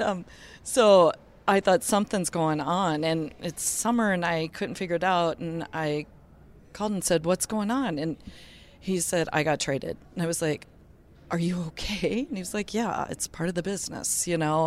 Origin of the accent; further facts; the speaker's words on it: Hermantown, Minnesota, United States; we're from Hermantown, Minnesota